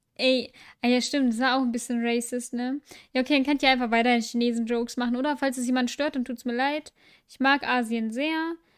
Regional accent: Düsseldorf, North Rhine-Westphalia, Germany; now in Mönchengladbach, Germany; ich bin in dieser Stadt geboren

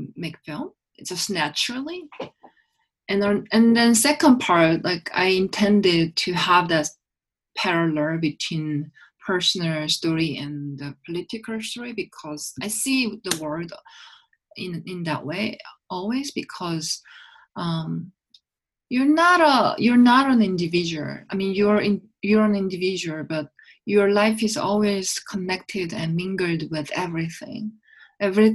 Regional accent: Seoul, South Korea; I grew up in Seoul and I still live in Seoul

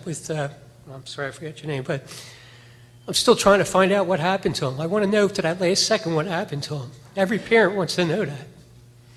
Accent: Oreland, Pennsylvania, United States; I'm from Orland, Pennsylvania

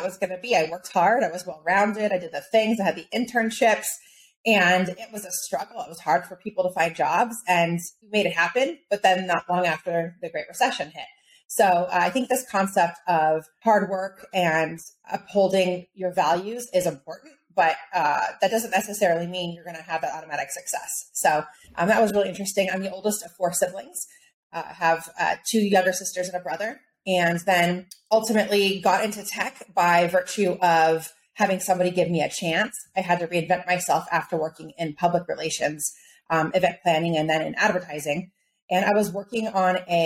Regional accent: Southern California, United States; I was born and raised in Southern California

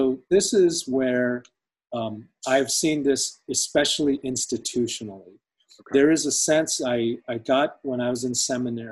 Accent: United States; I'm American. I'm an American citizen. I was literally raised here

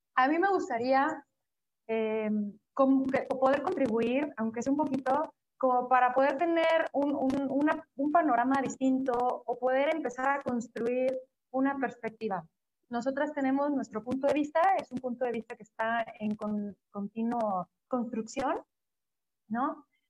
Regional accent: Mexico; como pueblo mexicano, latino

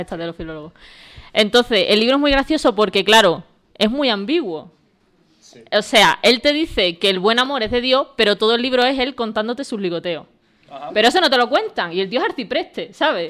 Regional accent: Valverde, Spain; en mi pueblo, que se llama Valverde

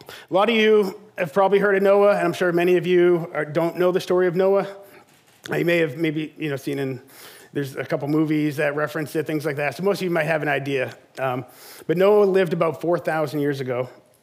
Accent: South Shore, Massachusetts, United States; moved away as an adult; also born or lived in southern United States; now in Sandwich, United States; I grew up on the South Shore

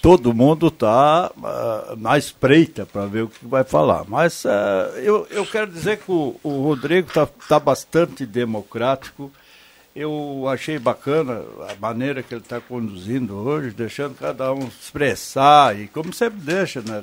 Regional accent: Brazil; E eu, como brasileiro

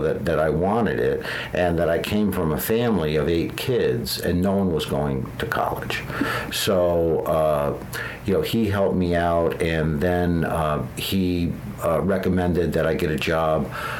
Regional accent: Connecticut, United States; born or raised there

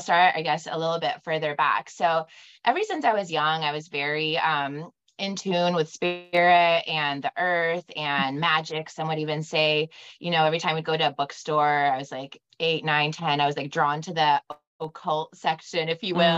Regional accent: Bay Area, California, United States; now in Scottsdale, United States; I was growing up in the Bay Area. So we had San Francisco to the north and Santa Cruz to the south

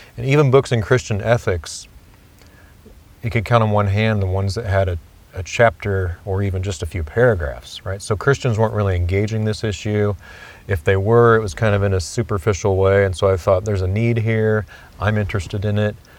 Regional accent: Kansas City, United States; I grew up actually in Kansas City

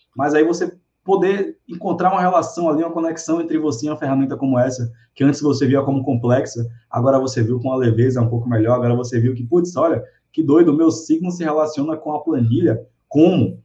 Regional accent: Salvador, Bahia, Brazil; eu sou de Salvador

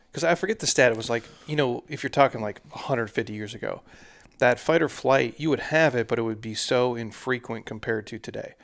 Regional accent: Minnesota, United States; also born or lived in Massachusetts; I grew up in Minnesota

